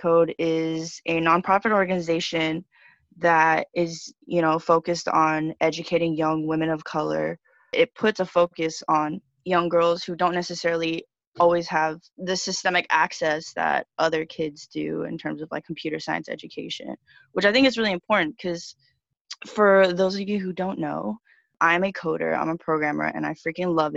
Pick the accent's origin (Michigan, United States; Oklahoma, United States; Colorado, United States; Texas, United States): Texas, United States; Dallas; moved away as an adult; also born or lived in Los Angeles; now in New York, United States; I was born and raised in Dallas, Texas.